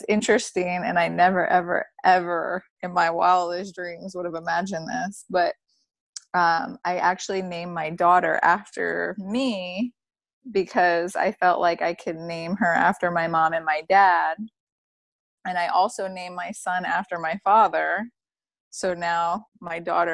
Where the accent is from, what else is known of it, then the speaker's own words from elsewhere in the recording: Broward County, Florida, United States; also born or lived in North Lauderdale / Palm Beach; I grew up in Broward